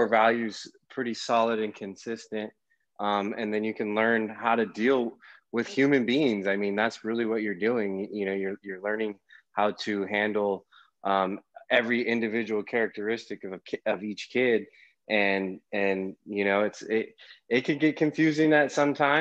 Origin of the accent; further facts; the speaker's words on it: Carlsbad, California, United States; also born or lived in Escondido; grew up in Escondido, Carlsbad area, went to high school at Carlsbad High School